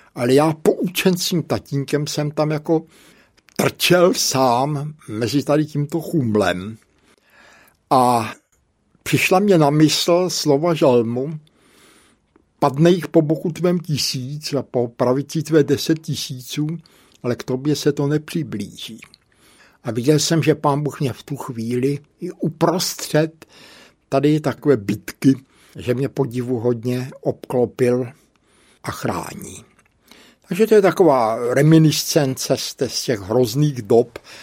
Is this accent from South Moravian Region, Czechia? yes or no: yes; Brno, South Moravian Region, Czechia; also born or lived in Bohemia / Hodonín / Břeclav; Moje maminka byla tenkrát na nějaké operaci v úrazové nemocnici tady v Brně